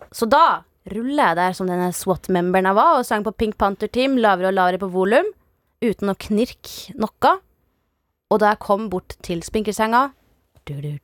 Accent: Salten district, Nordland, Norway; jeg vokste jo opp i Nord-Norge, i Salten-distriktet

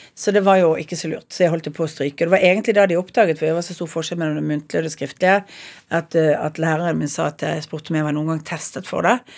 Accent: Bergen, Vestland, Norway; Jeg er født på Arna, og så er jeg oppvokst i begynnelsen av Åsterveien

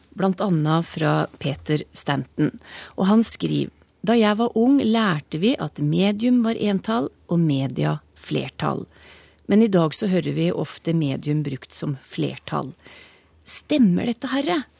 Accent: Trysil, Innlandet, Norway; jeg er født og oppvokst uten tog i Trysil

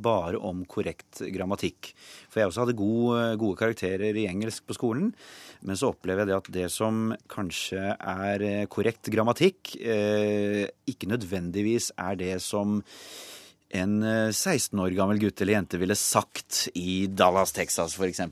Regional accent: Norway; also born or lived in England / United States; jeg er jo norsk

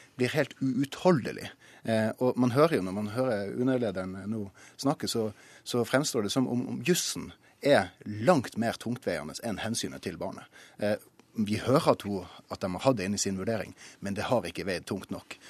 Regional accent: Tromsø, Troms, Norway; Jeg kommer jo fra Tromsø

